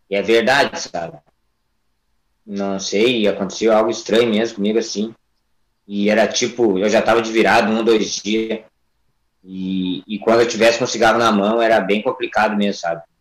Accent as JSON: {"language": "Portuguese", "town": "Ibirubá", "region": "Rio Grande do Sul", "country": "Brazil", "tie": "born or raised there", "also_born_or_lived": "Porto Alegre", "said": "Eu vim de uma cidade do interior do Grande Sul, né, chamada Ibirubá. Eu vim com 14, 15 anos para Porto Alegre."}